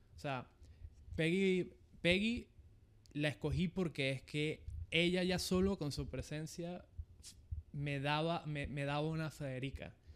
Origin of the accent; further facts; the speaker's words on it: Venezuela; moved away as an adult; now in Panama; en Venezuela, que es mi país natal, y en Panamá, que es el país donde resido hace más de 10 años